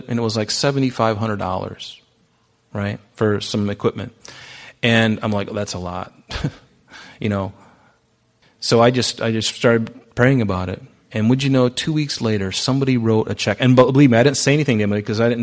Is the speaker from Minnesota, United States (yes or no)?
no; Pine Island, Florida, United States; moved away; I grew up on Pine Island in Southwest Florida